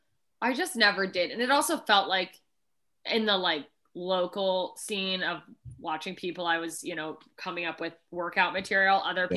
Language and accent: English; Alaska, United States; now in Los Angeles, United States; I remember that I grew up in Alaska, and if I never saw Snowflake again, I would be fine.